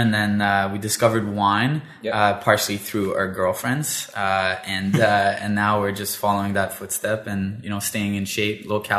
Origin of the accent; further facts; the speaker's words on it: Elmer, Ontario, Canada; also born or lived in Ottawa; I was born in Ottawa, yep. And I grew up in Elmer. Okay. I went to the French high school